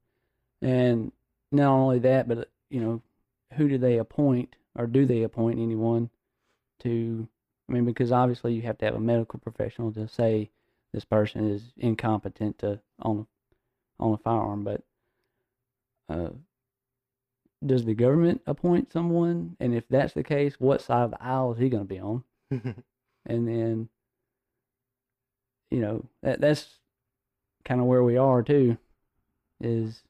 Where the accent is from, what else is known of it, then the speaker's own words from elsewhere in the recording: Louisiana, United States; I grew up in Louisiana, Southern Baptist. Dad was a cotton farmer.